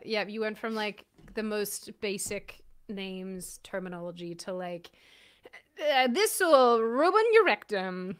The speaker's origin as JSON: {"language": "English", "country": "Australia", "also_born_or_lived": "Auckland", "moved": "yes"}